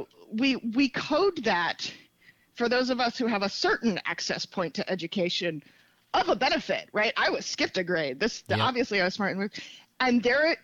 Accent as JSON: {"language": "English", "country": "United States", "tie": "born or raised there", "also_born_or_lived": "Baltimore, Maryland / Modesto, California", "said": "I grew up half in Baltimore, half in Modesto, California"}